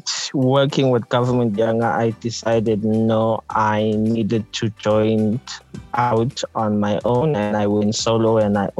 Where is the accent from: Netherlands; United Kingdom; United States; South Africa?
South Africa; Harding, KwaZulu-Natal; I was born and raised in Harding, which is a small town in the lower south coast of KZN, KwaZulu-Natal, South Africa.